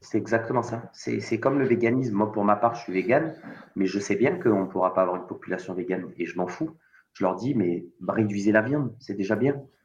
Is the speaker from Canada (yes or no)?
no; Marseille, Provence-Alpes-Côte d'Azur, France; also born or lived in Savoie; en tant que Marseillais